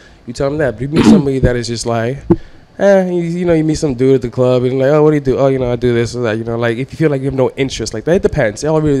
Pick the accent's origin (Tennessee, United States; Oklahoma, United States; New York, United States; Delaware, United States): New York, United States; New York City; also born or lived in Lodi, New Jersey; now in New Jersey, United States; I guess I was born and raised in Harlem, but I guess Jersey grew me.